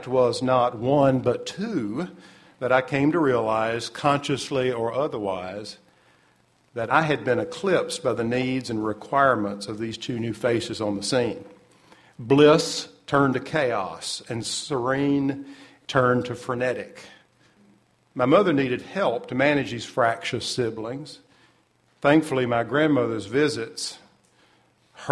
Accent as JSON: {"language": "English", "country": "United States", "tie": "born or raised there", "also_born_or_lived": "Little Rock, Arkansas / Tennessee", "said": "I was born in Little Rock. I spent an important part of my childhood in Tennessee."}